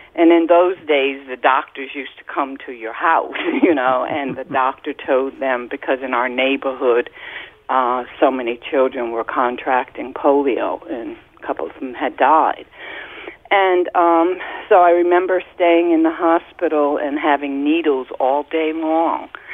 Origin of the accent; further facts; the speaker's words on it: New Haven, Connecticut, United States; now in Waterbury, United States; I was seven. And uh, I was from New Haven